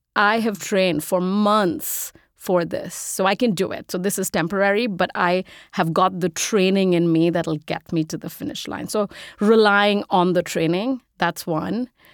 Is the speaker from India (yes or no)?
yes; India; moved away as an adult; I'm an immigrant, if you can't tell from the accent. I grew up in India. I moved here when I was eighteen to go to college.